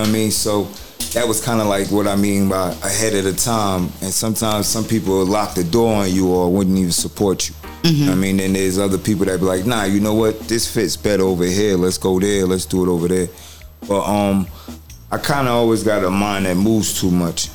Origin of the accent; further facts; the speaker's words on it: New York, United States; moved away; also born or lived in New Jersey; coming from New York. I was originally from there